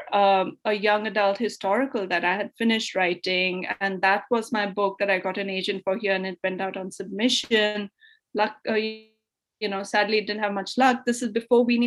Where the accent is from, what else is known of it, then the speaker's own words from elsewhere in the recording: New Delhi, Delhi, India; moved away as an adult; also born or lived in Melbourne, Australia / Boston area, United States / Rajasthan; now in Boston, United States; I grew up in Delhi, New Delhi